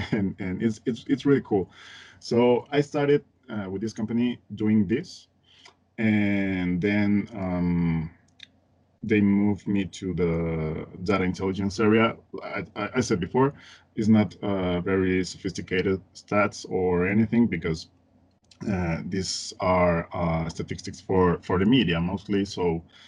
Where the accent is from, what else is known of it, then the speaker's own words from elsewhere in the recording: Mexico City, Mexico; English is a second language; I am from Mexico. I live in Mexico City. I grew up here and in a place called Coyoacán.